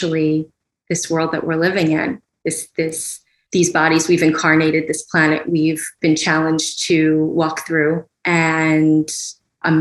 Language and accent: English; New York City, New York, United States; growing up in New York City